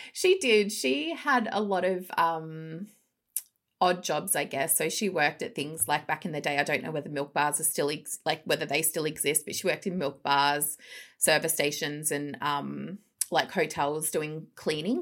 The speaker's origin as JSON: {"language": "English", "town": "Melbourne", "region": "Victoria", "country": "Australia", "tie": "born or raised there", "also_born_or_lived": "England", "moved": "as an adult", "said": "grew up in the cough, cough, western suburbs of Melbourne."}